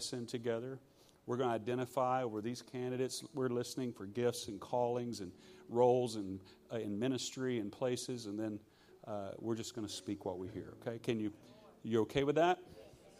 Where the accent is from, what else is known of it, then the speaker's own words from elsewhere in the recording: Shreveport, Louisiana, United States; I'm from Shreveport, Louisiana, and I'm a Scottish Louisiana redneck